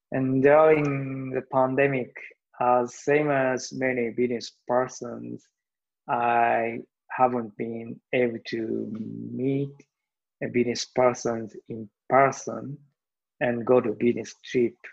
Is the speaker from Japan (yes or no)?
yes; Japan; moved away as an adult; also born or lived in Kobe, Japan; now in Seattle, United States; I was born and raised in Japan. I live with my wife and two kids. This is the first time for me and my family to live abroad.